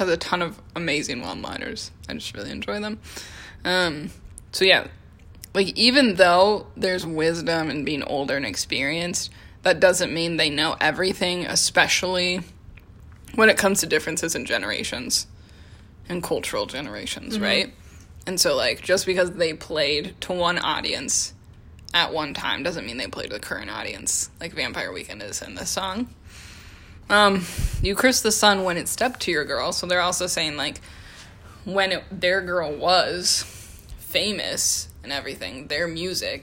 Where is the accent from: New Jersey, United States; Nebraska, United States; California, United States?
Nebraska, United States; We are from Nebraska, so we say, no, yeah, no, or yeah, no, yeah.